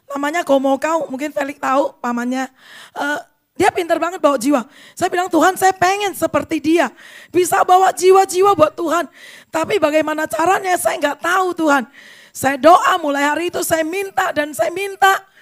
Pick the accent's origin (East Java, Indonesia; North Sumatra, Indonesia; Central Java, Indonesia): North Sumatra, Indonesia; Medan; Saya orang Medan. Orang Medan itu biasanya agak keras ya, sombong biasanya ya.